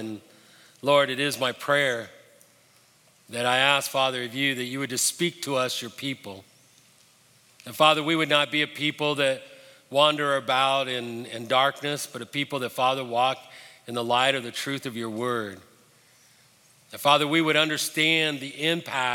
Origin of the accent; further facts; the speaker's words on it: Denver, Colorado, United States; moved away; also born or lived in Birmingham, Alabama; I was pretty excited growing up in Denver. I had grown up most of my life skiing